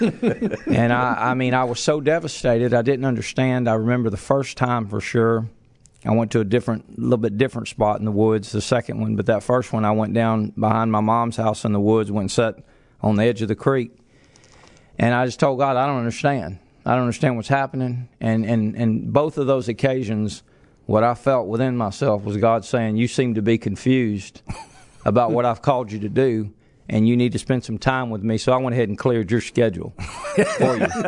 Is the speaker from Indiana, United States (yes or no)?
no; Lake Charles, Louisiana, United States; also born or lived in Reeves, Louisiana / Kinder, Louisiana; We were raised in Lake Charles, and, um, I was a teenager.